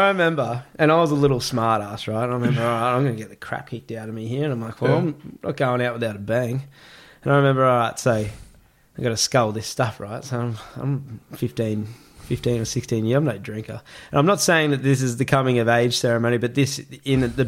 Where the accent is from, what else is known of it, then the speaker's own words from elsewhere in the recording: Gold Coast, Queensland, Australia; I grew up in Palm Beach on the Gold Coast